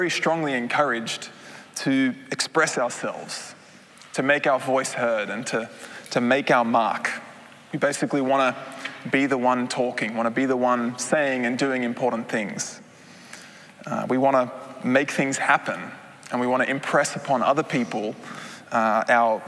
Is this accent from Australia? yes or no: yes; Australia; moved away as an adult; now in Netherlands; I am originally a Dutchman, but I grew up in Australia, as you might be able to hear